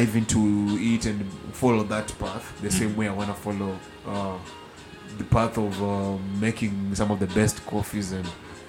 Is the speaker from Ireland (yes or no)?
no; Nyanza, Kenya; I'm from Nyanza, the southern part. It's really green up there.